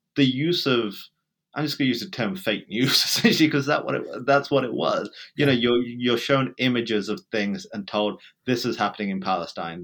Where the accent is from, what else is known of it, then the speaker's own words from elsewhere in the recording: England, United Kingdom; accent: British; moved away as an adult; now in United States; Growing up in Britain, even though I was born there, I never really felt British